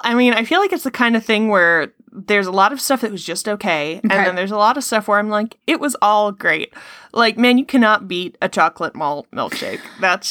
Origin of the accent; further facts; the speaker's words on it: Ireland; accent: Irish; moved away; That is my Irish accent.